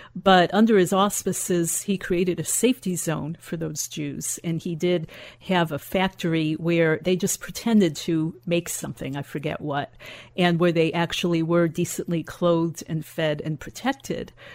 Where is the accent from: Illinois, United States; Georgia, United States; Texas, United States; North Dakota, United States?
Illinois, United States; Chicago; I grew up in Chicago